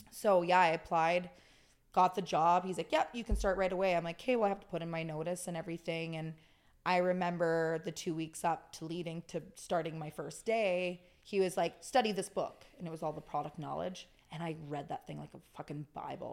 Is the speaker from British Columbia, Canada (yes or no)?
yes; Okanagan, British Columbia, Canada; I'm born and raised in the Okanagan